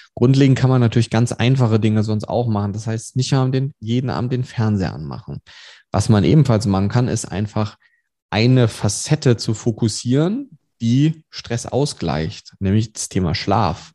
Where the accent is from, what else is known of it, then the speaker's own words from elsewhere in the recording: Germany; wir als Deutsche